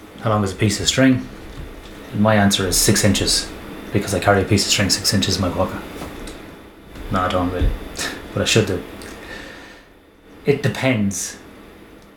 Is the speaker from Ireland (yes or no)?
yes; Ireland; growing up in Ireland